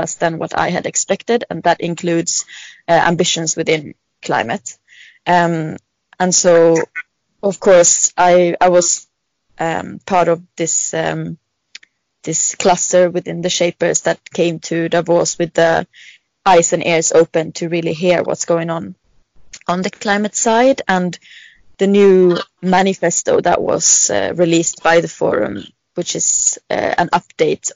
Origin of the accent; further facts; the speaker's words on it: Sweden; I am from Sweden